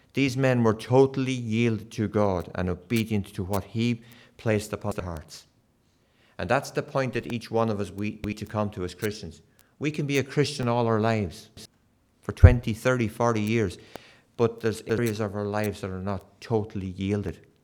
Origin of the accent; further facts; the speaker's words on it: Kilkenny, Leinster, Ireland; moved away; I was brought up in Kilkenny in the south of Ireland